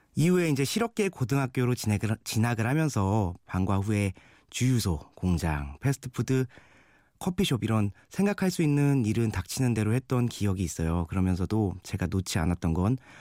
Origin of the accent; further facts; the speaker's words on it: Suwon, Gyeonggi Province, South Korea; 어린 시절 태어나고 자란 곳이 바로 경기도 수원이란 곳이에요